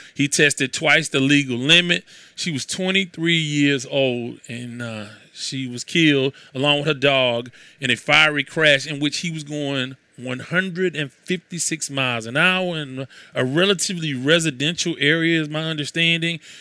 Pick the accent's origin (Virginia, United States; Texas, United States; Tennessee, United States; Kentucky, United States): Texas, United States; Houston; I'm from Houston